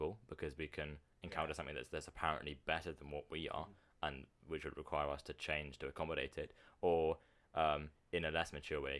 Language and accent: English; United Kingdom; as a British person